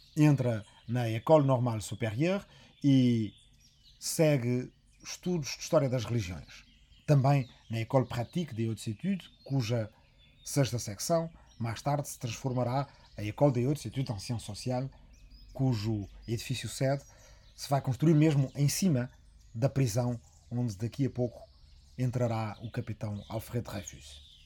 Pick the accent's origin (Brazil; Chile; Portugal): Portugal; Arrifana, Ribatejo; na minha aldeia de Arrifana, no Rimatejo